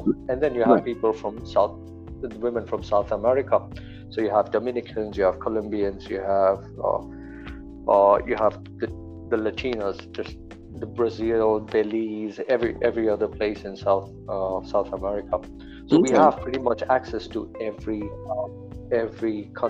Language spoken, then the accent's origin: English; Dubai, United Arab Emirates; I'm here in Dubai. I'm from Dubai.